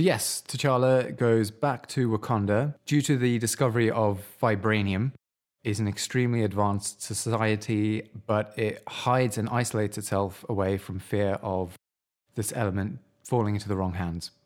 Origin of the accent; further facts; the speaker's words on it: United Kingdom; as white British people